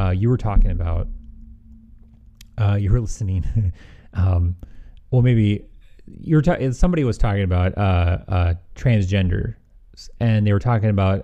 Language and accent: English; Midwest, United States; accent: slight Midwestern; I have a slight Midwestern